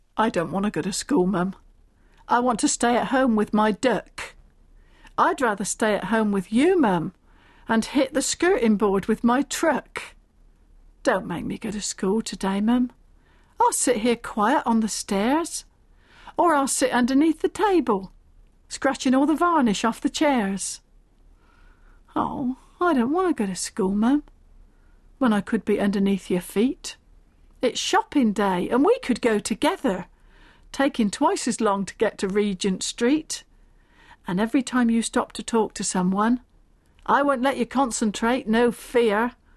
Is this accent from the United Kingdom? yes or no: yes; Stanford in the Vale, South East England, United Kingdom; I was brought up in the Berkshire village of Stamford in the Vale.